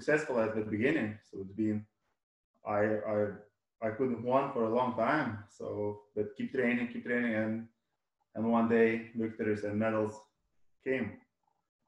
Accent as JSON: {"language": "English", "town": "Radviliškis", "region": "Šiauliai County", "country": "Lithuania", "tie": "born or raised there", "moved": "as an adult", "lives_now": "United Kingdom", "said": "my hometown, Radviliškis, which one is a small city in North Lithuania"}